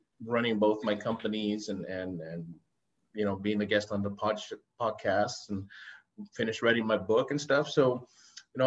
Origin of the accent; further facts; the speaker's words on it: El Paso, Texas, United States; I was born and raised in El Paso, Texas, which borders Ciudad Juarez, Mexico